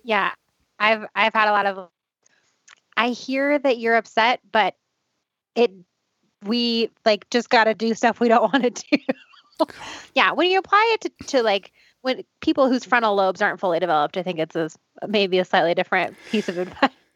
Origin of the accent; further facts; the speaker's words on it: Boulder, Colorado, United States; I'm from Boulder